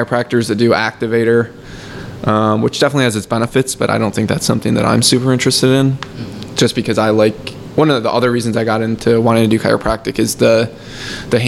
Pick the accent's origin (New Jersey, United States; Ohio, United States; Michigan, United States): Michigan, United States; moved away; I'm from Michigan, so back home, it was probably in like the eighth grade